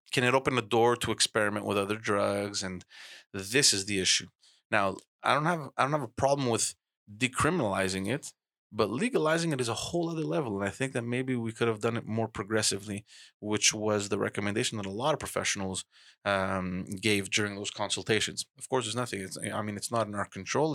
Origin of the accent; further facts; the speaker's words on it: Montreal, Quebec, Canada; I grew up in Park X